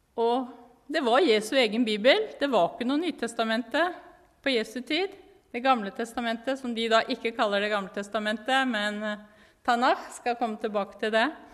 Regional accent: Norway; moved away as an adult; also born or lived in Jerusalem, Israel; now in Israel; jeg er veldig norsk

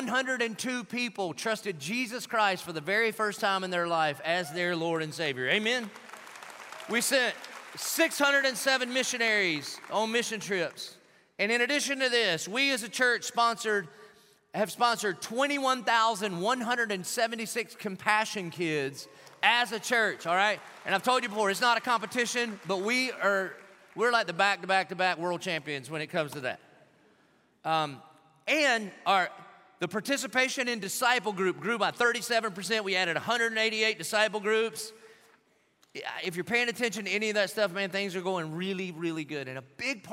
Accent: Dillon, South Carolina, United States; now in Jacksonville, United States; I was from Dillon

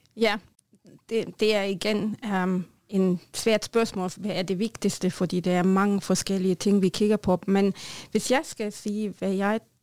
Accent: Germany; Norwegian is a second language; moved away; jeg er tysker

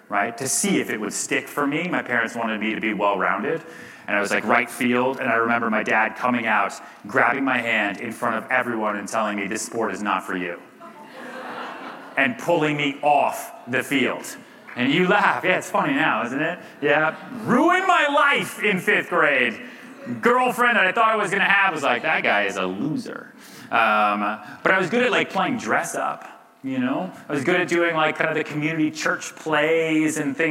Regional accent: outside Boston, Massachusetts, United States; also born or lived in Texas; now in New York City, United States; I grew up a little bit outside Boston

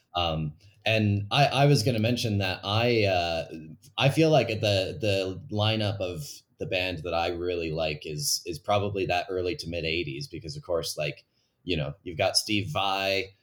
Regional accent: Calgary, Alberta, Canada; my hometown of Calgary

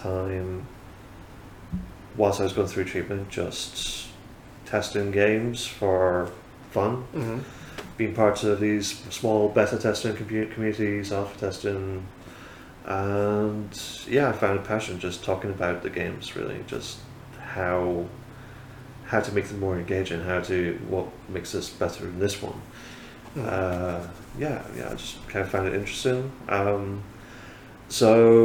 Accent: Fraserburgh, Scotland, United Kingdom; also born or lived in Lincolnshire / West Sussex; now in Whitby, United Kingdom; I am born in Scotland, yeah. Frisborough up in Aberdeenshire, kind of pretty much not as far north as it can go

